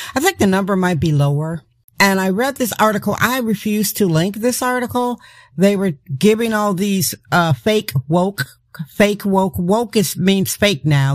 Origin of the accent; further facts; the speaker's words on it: Wisconsin, United States; now in San Francisco, United States; I'm from Wisconsin